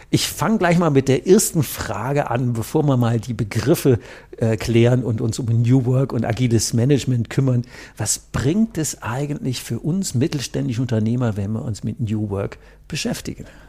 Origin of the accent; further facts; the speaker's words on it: North Rhine-Westphalia, Germany; ich komme aus dem Rhein